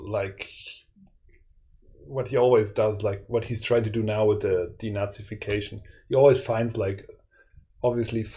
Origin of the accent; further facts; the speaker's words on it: Germany